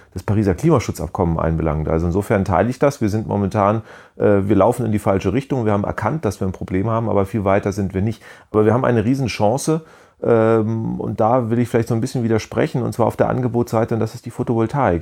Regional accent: Germany; als Deutscher

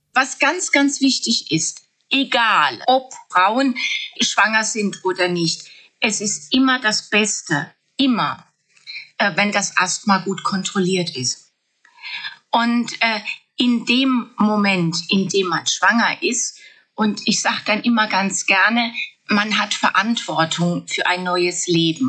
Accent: Germany; bei uns in Deutschland

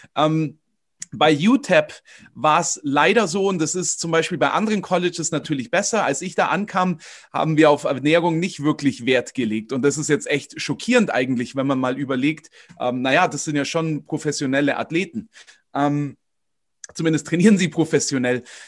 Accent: Königsbrunn, Bavaria, Germany; Ich äh, komme aus Königsbrunn, das ist bei Augsburg. Und ähm, da bin ich auch aufgewachsen, im Umkreis geboren

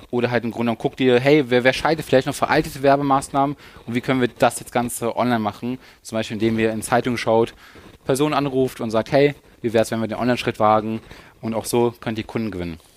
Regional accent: Lower Saxony, Germany; also wir kommen aus der Nähe von Hannover

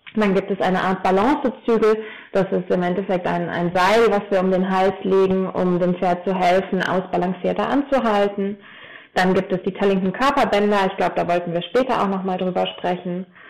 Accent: Taunus, Hesse, Germany; moved away as an adult; now in Ober-Ramstadt, Germany; Ich komme ursprünglich aber aus dem Taunus und bin da äh, in einer großen Familie mit vier Brüdern aufgewachsen

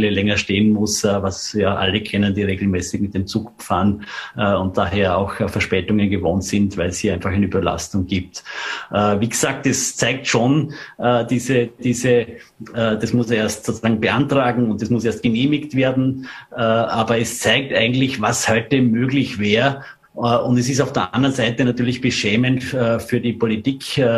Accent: Vorarlberg, Austria; gerade auch als Vorarlberger, wie, wie sehr wir darauf gedaktet sind, so wie früher mit dem Auto übers Inntal

